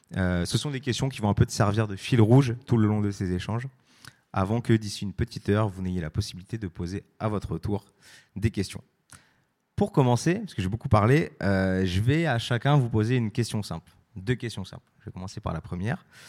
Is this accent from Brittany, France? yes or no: yes; Brest, Brittany, France; je suis de Brest, et vraiment Brest, c'est le bout